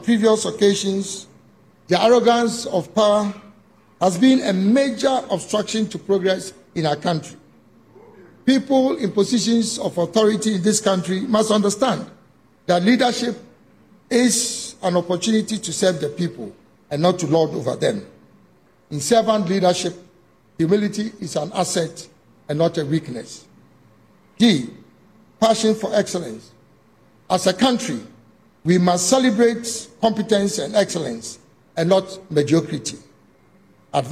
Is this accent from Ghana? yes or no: yes; Ghana